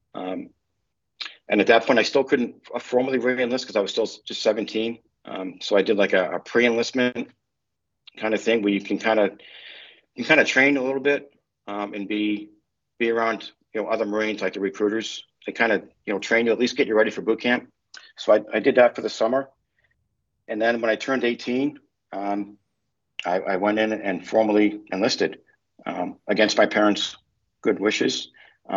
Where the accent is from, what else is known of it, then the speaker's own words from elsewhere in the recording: Merrimack, New Hampshire, United States; I grew up in New Hampshire, Merrimack, New Hampshire, kind of small town.